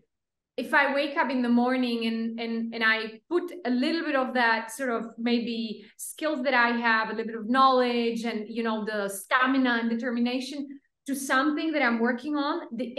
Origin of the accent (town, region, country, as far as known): Slovakia; moved away; also born or lived in Pakistan